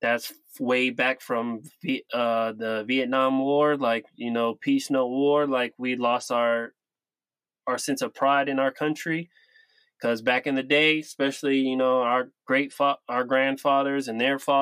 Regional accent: Sacramento, California, United States; I'm from Sacramento

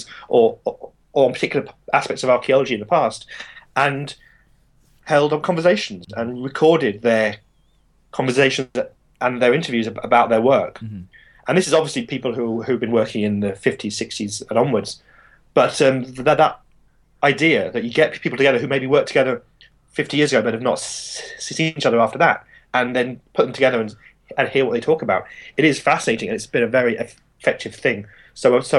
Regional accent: United Kingdom; I'm a British archaeologist

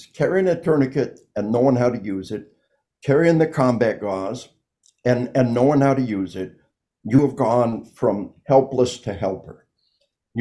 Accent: United States; I'm an American.

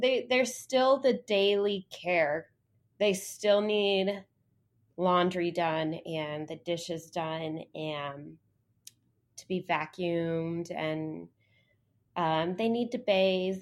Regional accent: near San Antonio, Texas, United States; also born or lived in Austin, Texas / Columbia, South Carolina; now in Dallas, United States; I'm actually a Texan. I grew up near San Antonio, lived in Austin for a while

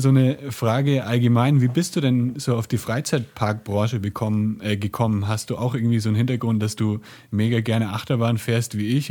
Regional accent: Franconia, near Nuremberg, Bavaria, Germany; now in Guadalajara, Mexico; ich bin gerade in Nürnberg bei meinen, also in der Nähe von Nürnberg bei meinen Eltern. Ich bin hier auch aufgewachsen in Franken

